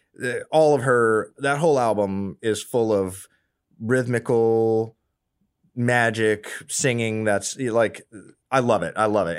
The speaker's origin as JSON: {"language": "English", "town": "Washington", "region": "District of Columbia", "country": "United States", "moved": "yes", "lives_now": "Austin, United States", "said": "I'm from D C. I'm from the East Coast."}